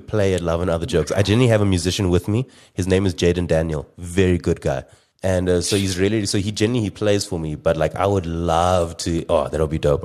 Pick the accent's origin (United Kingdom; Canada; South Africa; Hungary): South Africa; we're from South Africa